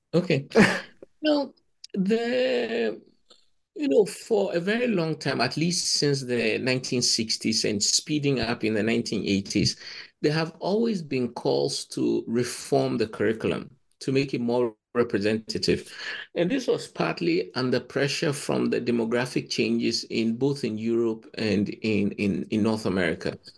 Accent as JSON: {"language": "English", "country": "Ghana", "moved": "yes", "said": "I come from Ghana"}